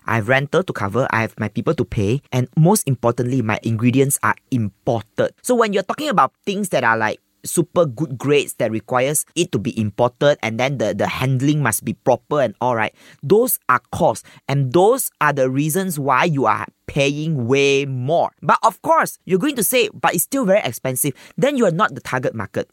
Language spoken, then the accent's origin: English; Malaysia; as Malaysian